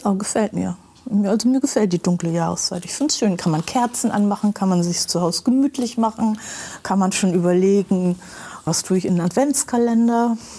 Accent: Bremen, Germany; ich bin in Bremen geboren und eigentlich hier sehr verwurzelt und wollte nie woanders hin

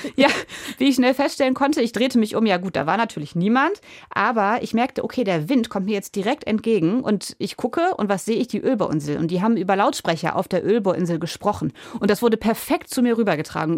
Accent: Germany; ich bin ja am Wattenmeer groß geworden und diese Landschaft ist mir sehr wichtig

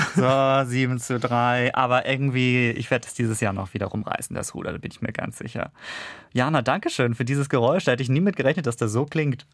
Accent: Kiel, Schleswig-Holstein, Germany; moved away; meiner Heimatstadt Kiel

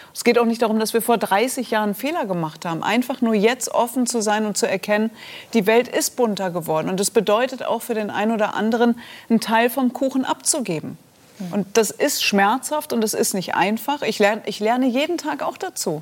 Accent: Germany; Ich bin Deutsche

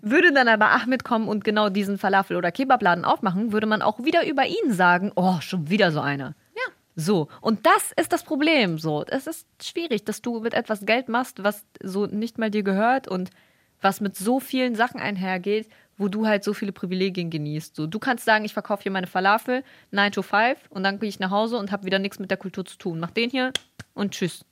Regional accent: Bremen, Germany; hier bei uns in Bremen

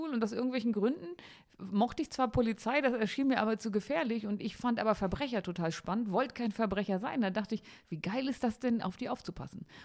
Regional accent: Harz, Germany; ich komme aus dem Harz und in der Gegend um

